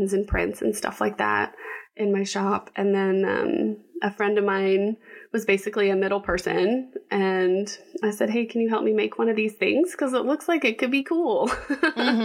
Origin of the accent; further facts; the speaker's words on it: Texas, United States; moved away; also born or lived in Washington, D.C.; I'm originally from Texas